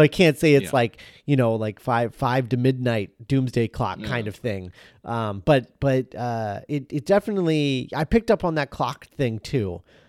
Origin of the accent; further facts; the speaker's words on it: United States; But I remember growing up in the States, and there was like a blackjack's gum